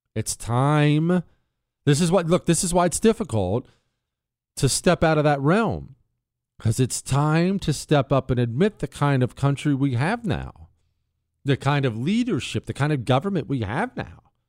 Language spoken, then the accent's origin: English; United States; as an American, as somebody who absolutely adores my country